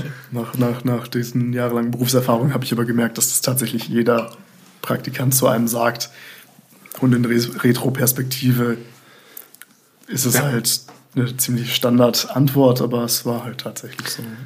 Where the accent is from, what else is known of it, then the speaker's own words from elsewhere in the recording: Bonn, North Rhine-Westphalia, Germany; also born or lived in Bremerhaven / Melbourne; so geboren bin ich in Bremerhaven. Ah, ja, klar. Aber seit meinem zweiten Lebensjahr bin ich in Bonn aufgewachsen